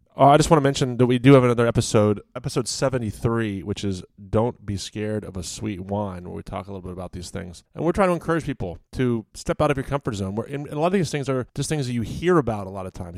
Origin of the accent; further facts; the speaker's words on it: Virginia, United States; moved away; I grew up in Virginia